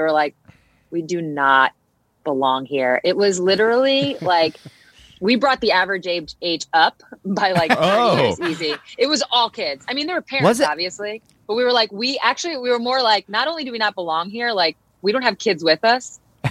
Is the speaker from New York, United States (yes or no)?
yes; Long Island, New York, United States; I'm from Long Island, not that far from the city.